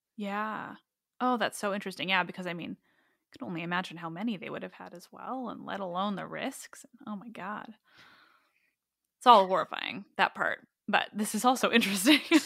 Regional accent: Canada; as a Canadian

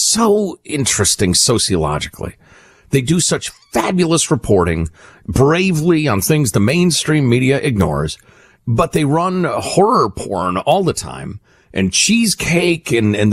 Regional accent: Italy; born there; when my father was serving the United States of America in the military, I was born in Italy.

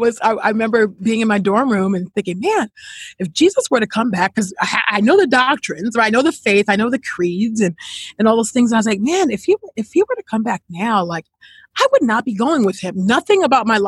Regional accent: California, United States; I grew up in California, and I grew up in a Christian household

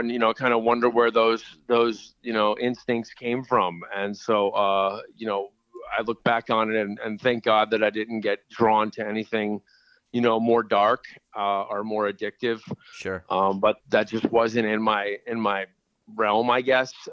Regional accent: Miami, Florida, United States; Oh, I was born and raised down in uh, Miami, Florida, and um, you know, just uh, moved all over the United States.

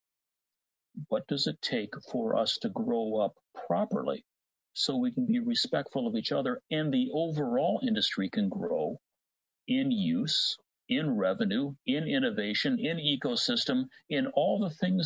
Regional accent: Midwest, United States; accent: Cincinnati TV announcer American English; I grew up in the Midwest

